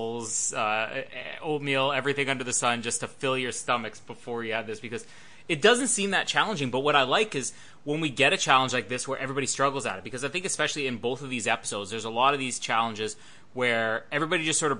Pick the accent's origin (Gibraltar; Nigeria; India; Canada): Canada; being Canadian